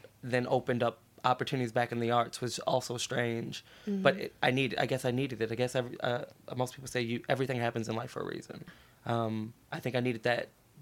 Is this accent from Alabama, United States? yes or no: no; Baltimore, Maryland, United States; moved away; I'm from Baltimore, Maryland. It's always been me and my mom